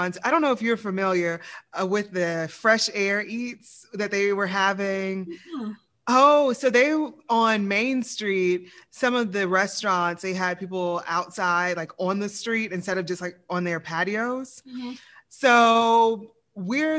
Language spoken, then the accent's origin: English; the South, United States; now in Lafayette, United States; I'm from the South